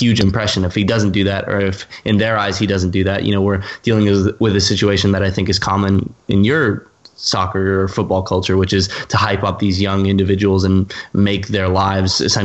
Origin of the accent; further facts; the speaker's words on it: United States; being an American myself